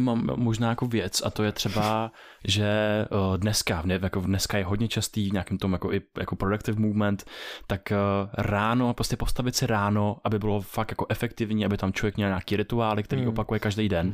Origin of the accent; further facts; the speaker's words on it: Czechia; jako Češi